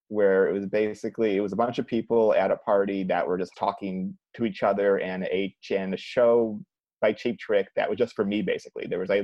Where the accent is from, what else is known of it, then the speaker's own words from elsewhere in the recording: Cleveland, Ohio, United States; moved away; I'm from Cleveland